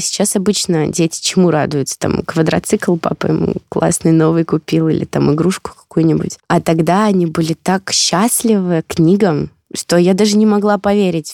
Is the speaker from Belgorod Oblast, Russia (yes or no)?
yes; Belgorod Oblast, Russia; я родом тоже из Белгородской области